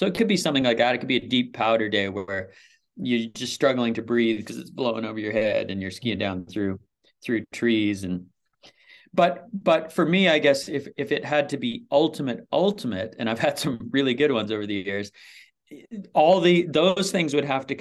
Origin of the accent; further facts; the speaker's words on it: Vancouver Island, British Columbia, Canada; moved away as an adult; also born or lived in Saskatchewan; now in Whistler, Canada; my parents moved us out of there when I was very young, and I was raised on Vancouver Island